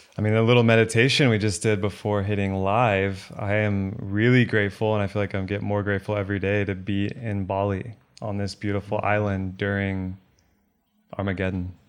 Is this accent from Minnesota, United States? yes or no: no; Texas, United States; Born and raised in Texas